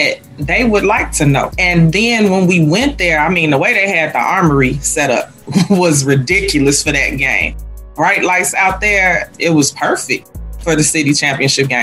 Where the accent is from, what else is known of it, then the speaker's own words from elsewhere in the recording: Chicago, Illinois, United States; I'm a product of Chicago Public Schools. I'm a girl from the Shy.